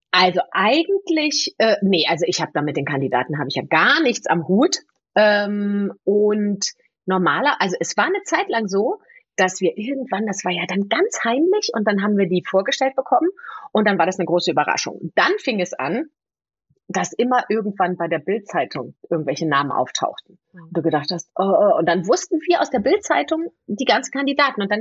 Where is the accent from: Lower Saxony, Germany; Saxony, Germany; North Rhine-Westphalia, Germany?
North Rhine-Westphalia, Germany; Bergisch Gladbach; ich bin ja nun in Bergisch Gladbach aufgewachsen und wenn ich dann irgendwie, weißt du, so ein bisschen Gölsch versuche zu reden